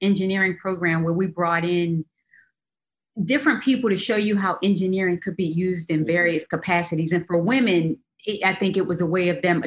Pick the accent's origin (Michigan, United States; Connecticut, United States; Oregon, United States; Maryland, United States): Maryland, United States; Baltimore; we grew up in Baltimore, extremely, extremely poor